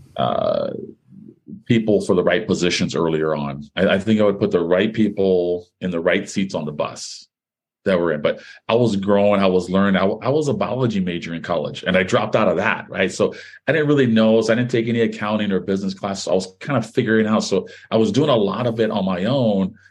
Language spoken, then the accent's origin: English; Hawaii, United States; guys that uh, you know I grew up with in Hawaii